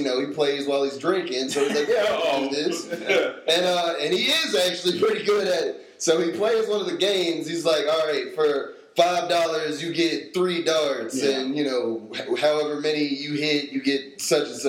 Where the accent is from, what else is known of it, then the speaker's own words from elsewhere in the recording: Durham, North Carolina, United States; moved away; I grew up in Durham, so every year we would go to the state fair